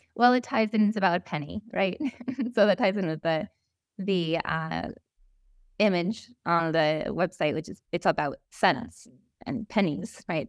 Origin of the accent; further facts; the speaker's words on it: Vermont, United States; I grew up in Vermont